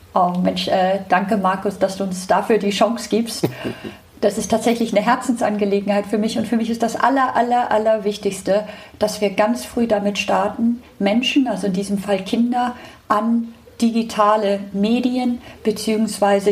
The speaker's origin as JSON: {"language": "German", "region": "Hamburg", "country": "Germany", "said": "Ich komme aus Hamburg"}